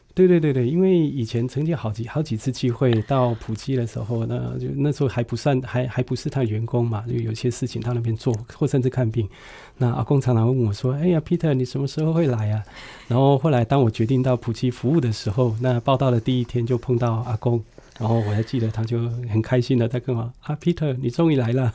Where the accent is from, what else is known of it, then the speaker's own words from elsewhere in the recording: Puli, Nantou County, Taiwan; 我家就在普里基督教医院的旁边，所以从小就在那边打棒球啊，还有这边玩耍